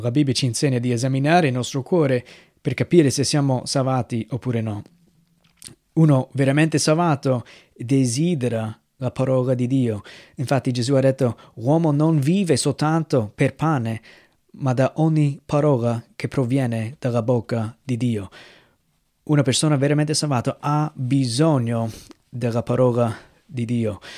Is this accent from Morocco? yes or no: no; United States; moved away; nel mio paese, negli Stati Uniti